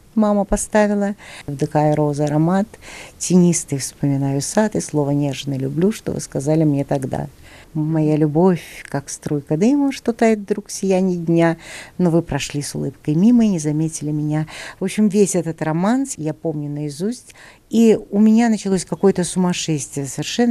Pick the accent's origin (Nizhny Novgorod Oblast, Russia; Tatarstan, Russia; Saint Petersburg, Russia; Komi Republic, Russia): Saint Petersburg, Russia; now in Moscow, Russia; Я росла в Ленинграде.